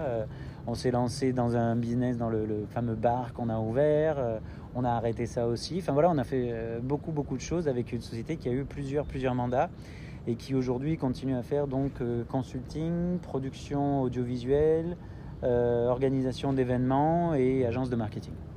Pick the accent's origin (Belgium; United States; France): France; moved away as an adult; also born or lived in Korea; now in Canada; mes enfants qui sont aussi français